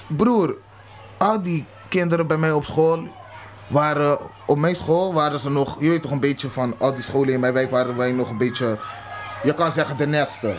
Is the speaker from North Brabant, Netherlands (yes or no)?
no; Rotterdam, South Holland, Netherlands; also born or lived in Zwolle; Ik ben opgegroeid in Rotterdam-Zuid, maar ik ben geboren in Zwolle